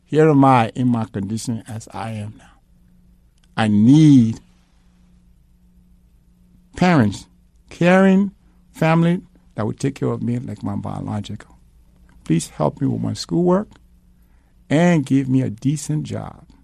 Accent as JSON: {"language": "English", "country": "Liberia", "moved": "yes", "said": "I'm from Liberia."}